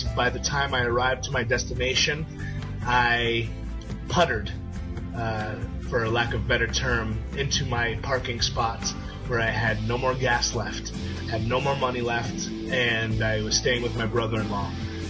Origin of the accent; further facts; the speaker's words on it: New York City, New York, United States; now in Plano, United States; I'm from Plano, Texas, originally from New York City. Grew up in the projects, not the nicest of neighborhoods.